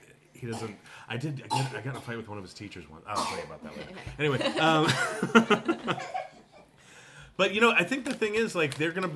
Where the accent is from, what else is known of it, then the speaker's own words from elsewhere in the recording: Iowa, United States; I'm from Iowa